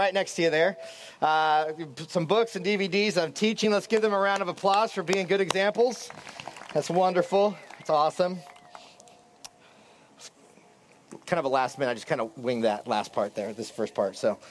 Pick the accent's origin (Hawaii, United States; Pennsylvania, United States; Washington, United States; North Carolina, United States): Washington, United States; I grew up in Southwest Washington near Mount St. Helens, and it was my second birthday, May 18th, 1980, that Mount St. Helens erupted.